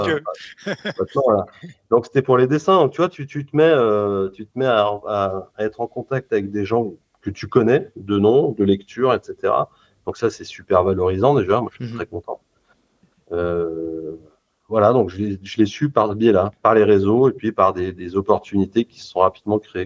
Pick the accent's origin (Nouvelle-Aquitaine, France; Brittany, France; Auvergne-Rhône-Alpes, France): Auvergne-Rhône-Alpes, France; Lyon; je suis lyonnais